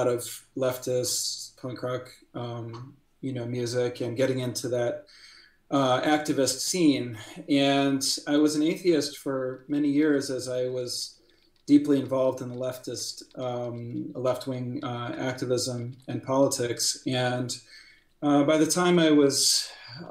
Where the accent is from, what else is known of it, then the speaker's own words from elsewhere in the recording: St. Louis, Missouri, United States; I am from St. Louis, Missouri. I was born and raised there